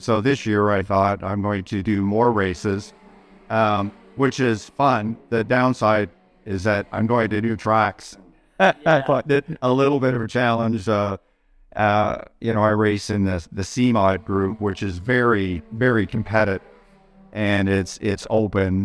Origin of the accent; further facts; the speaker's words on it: Canada; being a Canadian